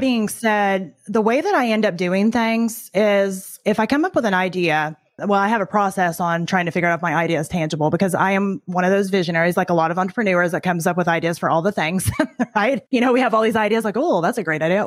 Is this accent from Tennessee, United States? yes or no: yes; Tennessee, United States; I grew up in Tennessee, which is true, but I was only there from the time I was about eight until I graduated